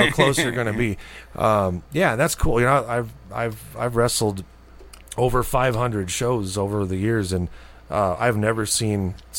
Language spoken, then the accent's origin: English; Albuquerque, New Mexico, United States; I'm born and raised in Albuquerque. I've never really lived more than 50 miles from here my whole life.